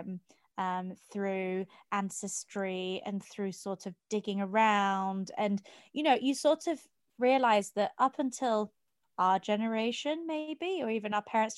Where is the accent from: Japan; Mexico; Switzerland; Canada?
Switzerland; And then I was born in Switzerland